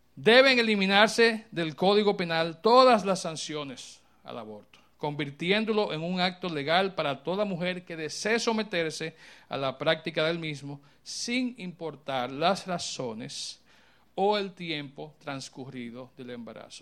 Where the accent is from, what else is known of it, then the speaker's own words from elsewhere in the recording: Dominican Republic; como país, como pueblo, como personas dominicanas